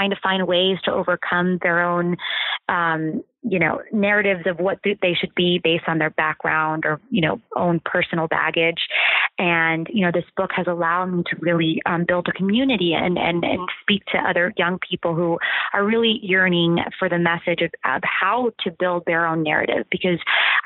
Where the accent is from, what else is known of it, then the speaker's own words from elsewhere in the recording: Ohio, United States; moved away; growing up in Ohio and like in the small town that I did